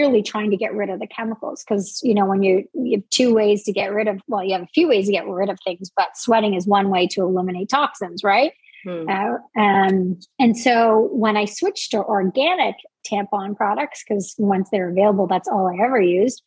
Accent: New Brunswick, Canada; I grew up in the Maritimes in New Brunswick in Canada. I'm Canadian

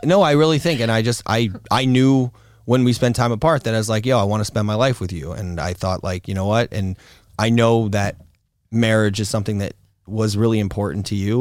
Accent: Florida, United States; also born or lived in Hollywood, Florida / North Miami Beach, Florida / Fort Lauderdale, Florida / New York; I was born in Hollywood, Florida, and I grew up mostly in North Miami Beach, Florida, and then till I was about seven, and then we lived to, moved to, um, Fort Lauderdale-esque Florida, and then more of a north of that Florida

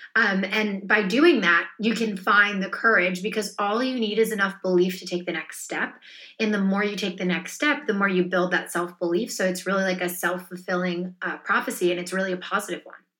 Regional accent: a small town outside Philadelphia, Pennsylvania, United States; I grew up in a small town outside Philadelphia

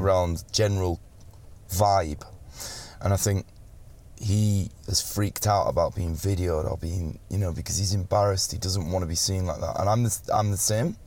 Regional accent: Settle, Yorkshire and the Humber, United Kingdom; moved away; also born or lived in London; And I'm from Settle. Yeah, which right, is this yeah, little tiny little town in the middle of the North Yorkshire Dales.

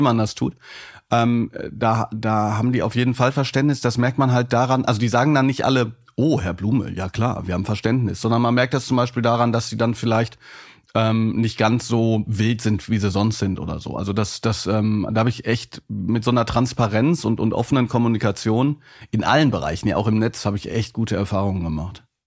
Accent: Hagen, North Rhine-Westphalia, Germany; ich bin in Hagen groß geworden

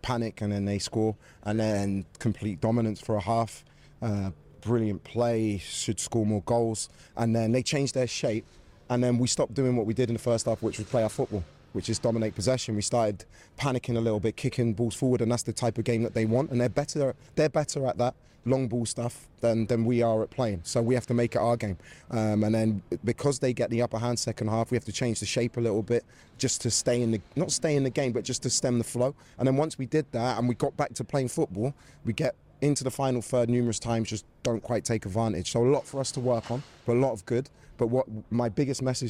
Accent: England, United Kingdom; I'm an Englishman

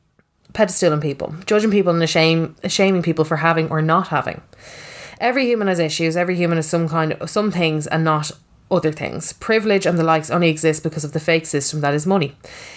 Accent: Finglas, Leinster, Ireland; I grew up in Finglas, happy childhood, thought my life was the same as everybody else's.

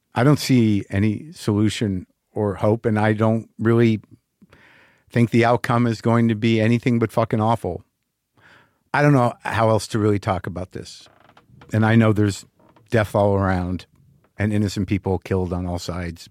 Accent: United States; I'm an American Jew

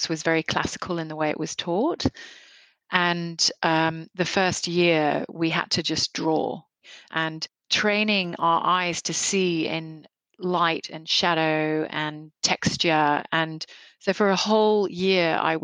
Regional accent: Nairobi, Kenya; now in Australia; I grew up in Nairobi in Kenya, and it was I feel like I had a very fortunate upbringing.

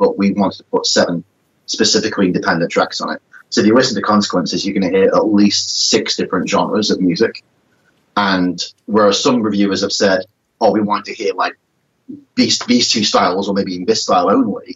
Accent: England, United Kingdom; We don't forget we're English

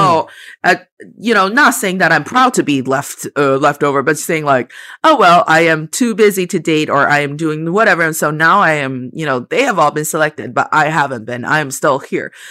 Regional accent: China; I spent the first twenty-three years of my life in China, and I am, I didn't spend that time as a foreigner. I was a Chinese person

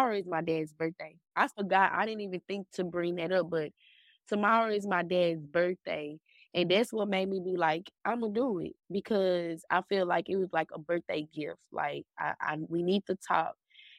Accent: Dallas, Texas, United States; I'm from Dallas, Texas.

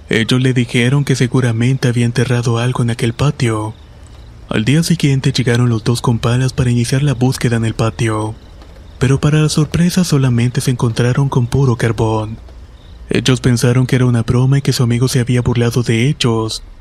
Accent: Aibonito, Puerto Rico; soy de Ibonito, Puerto Rico.

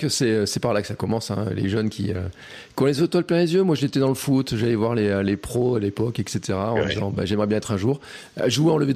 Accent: Castres, Occitania, France; moved away; Ouais, moi je suis de Castres, je suis du Sud.

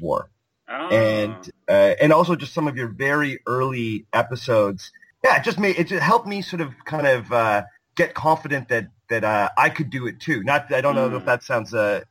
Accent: just north of Toronto, Ontario, Canada; I live in Toronto, Canada, and I grew up just north of the city of Toronto. I am a Canadian

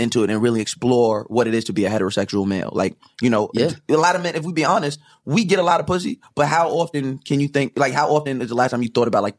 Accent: New York, United States; But we are just three New Yorkers, three guys that love New York and are born and bred in New York

